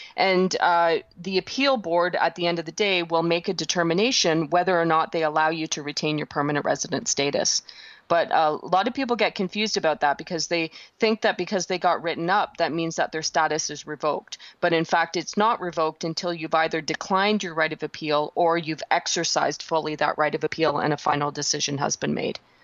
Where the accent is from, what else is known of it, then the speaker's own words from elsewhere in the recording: Canada; I'm a Canadian